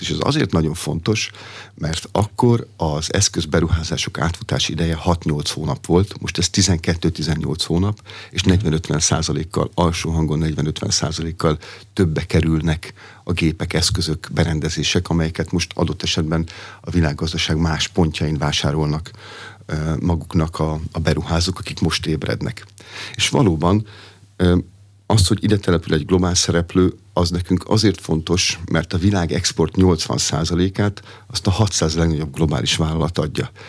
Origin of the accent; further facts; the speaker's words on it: Pomáz, Pest, Hungary; Pomázon, ahol felnőttem